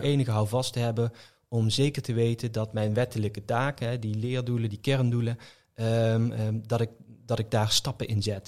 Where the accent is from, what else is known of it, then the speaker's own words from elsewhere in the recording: Venray, Limburg, Netherlands; een school in Venray waar ik vandaan kom